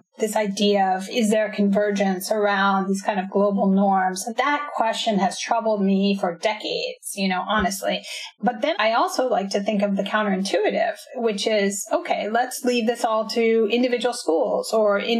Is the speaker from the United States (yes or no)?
yes; United States; my background growing up in the United States